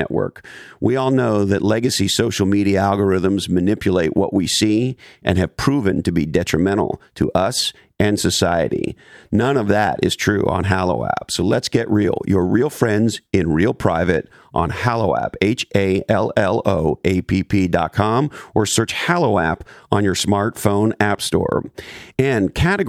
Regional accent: Montreal, Quebec, Canada; moved away; also born or lived in Toronto; I was born and raised in Montreal, and I lived in Toronto for years

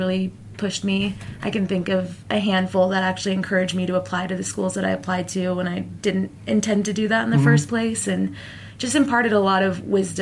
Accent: Sandy, Utah, United States; I grew up in Sandy.

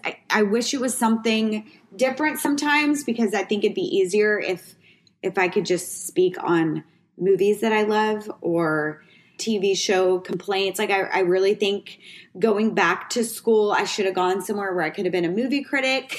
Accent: Waco, Texas, United States; also born or lived in New Mexico; I moved here from New Mexico's my dad got a job opportunity, moved here from New Mexico where we really didn't have a lot of money not a lot of opportunity. And my dad kind of saw ahead and we moved here to Waco, Texas.

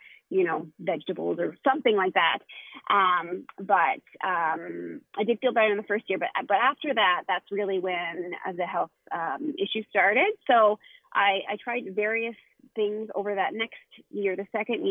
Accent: Halifax, Nova Scotia, Canada; So we are from Nova Scotia, Canada

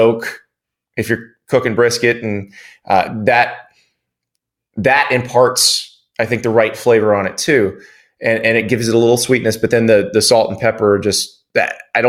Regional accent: the South, United States; You know, I'm from the South. I'm from pulled pork country.

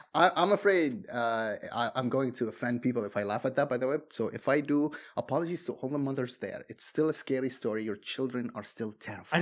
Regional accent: Bahrain; English is a second language; I am from Bahrain

